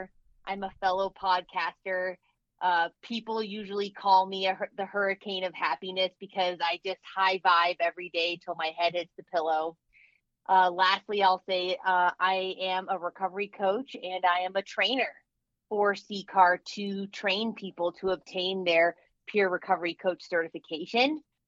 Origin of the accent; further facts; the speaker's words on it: Telluride, Colorado, United States; I am originally born and raised in Colorado. I grew up in Telluride, Colorado.